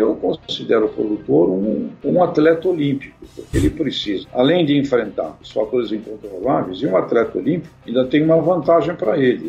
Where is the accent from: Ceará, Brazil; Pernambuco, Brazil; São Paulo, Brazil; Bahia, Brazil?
São Paulo, Brazil; Santos; eu nasci em Santos, né, e tive uma, uma infância bastante complicada